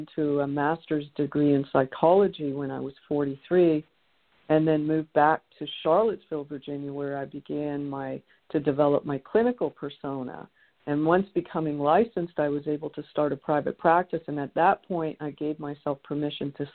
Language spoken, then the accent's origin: English; Toronto, Ontario, Canada; I was the third child of three children in an Irish Catholic home growing up in Toronto.